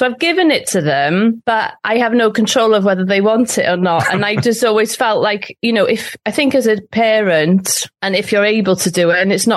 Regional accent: Cardiff, Wales, United Kingdom; I grew up in Cardiff

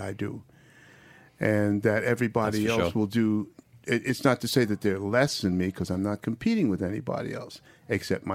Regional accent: New York, United States; I'm from New York. I mean, I wasn't born there

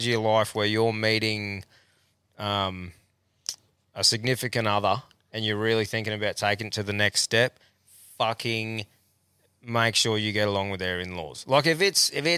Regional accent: Calliope, Queensland, Australia; also born or lived in Agnes Water; Like Calliope's home for me

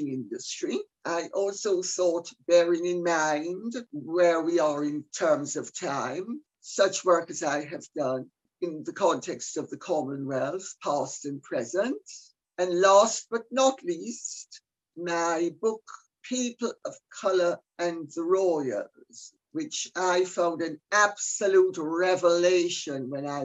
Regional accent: Jamaica; I'm Jamaican

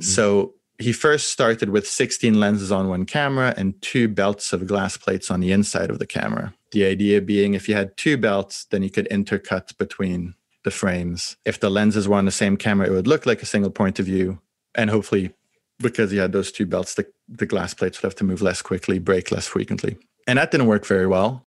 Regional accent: France; I grew up in France

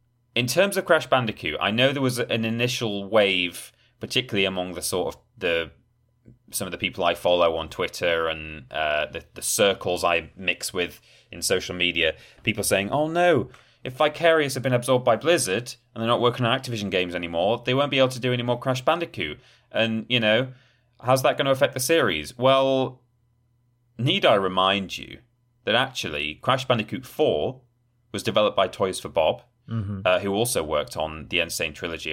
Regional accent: Yorkshire and the Humber, United Kingdom; You know, some people, you know, I'm from Yorkshire, Ben.

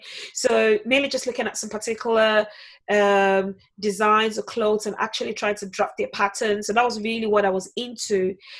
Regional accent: Ikorodu, Lagos, Nigeria; I'm from Lagos State, so Ikorodu falls on the Lagos State, yes.

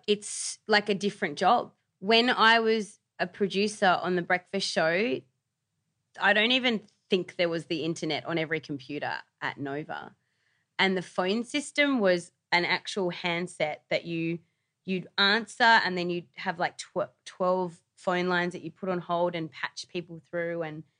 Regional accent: New South Wales, Australia; I remember, like, growing up on the Northern Beaches, I used to listen to, like, it was Wendy Harmer and Peter Moon on Today FM.

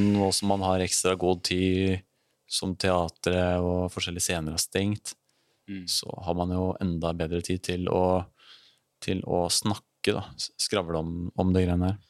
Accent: Elverum, Innlandet, Norway; Jeg kommer fra Elverum

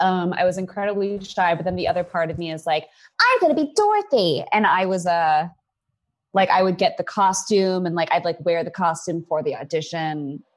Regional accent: Hollywood, California, United States; I'm from here. I grew up in Hollywood.

